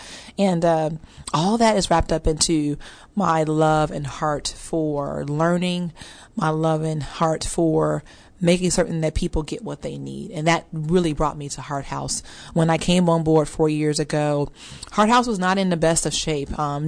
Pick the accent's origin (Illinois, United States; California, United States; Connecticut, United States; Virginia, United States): Illinois, United States; Chicago; moved away as an adult; now in Dallas, United States; And I'm originally from Chicago, so I'm a Midwest girl as well. I moved here 12 years ago to pursue Dallas Seminary, and honestly, just my dreams took off from there.